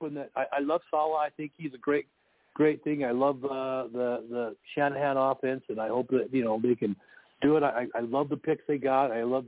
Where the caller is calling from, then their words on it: Utah, United States; Hey, Joe. This is …. I talked to you before. I'm from Utah.